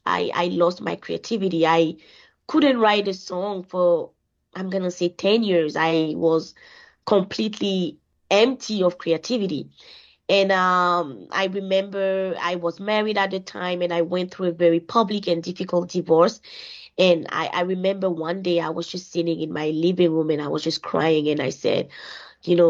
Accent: Côte d’Ivoire; now in Winnipeg, Canada; I am originally from Ivory Coast, which is a West African country, a Francophone country, and I've been living in Winnipeg for the past 15 years now.

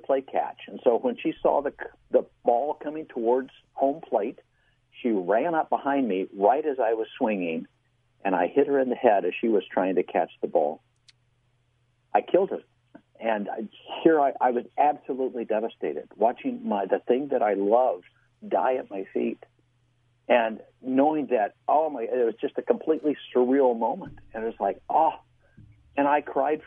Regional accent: Midwest, United States; I grew up in the Midwest as the son of a Baptist minister

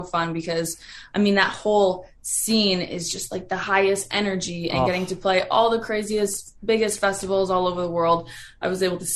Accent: an hour west of Toronto, Ontario, Canada; moved away; I grew up an hour west of Toronto

